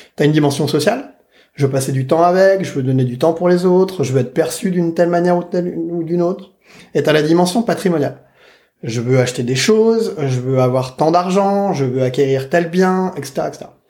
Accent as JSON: {"language": "French", "town": "Saint-Denis", "region": "Île-de-France", "country": "France", "said": "je viens de Saint-Denis, de la banlieue. Euh, J'habite dans une cité"}